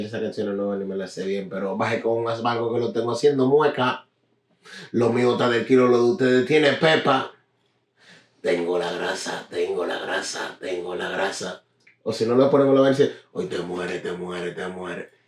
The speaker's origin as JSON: {"language": "Spanish", "town": "Newark", "region": "New Jersey", "country": "United States", "said": "represento Nual, Brick City."}